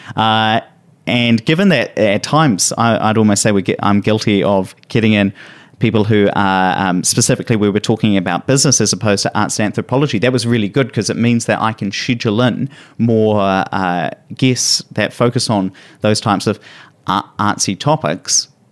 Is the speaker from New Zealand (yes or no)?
yes; Hawera, Taranaki, New Zealand; moved away; I went back down to my hometown, uh, in Taranaki. So Taranaki is a region in New Zealand